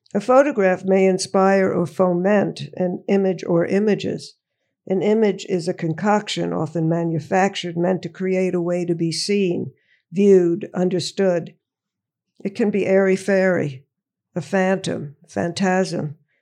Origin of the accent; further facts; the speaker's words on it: Woodmere, New York, United States; I grew up, uh, in Woodmere, Long Island, Nassau County.